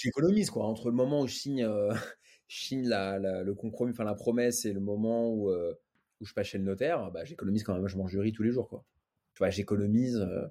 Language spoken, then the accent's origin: French; Paris, Île-de-France, France; je suis né à Paris, le contexte, c'est grandi avec ma mère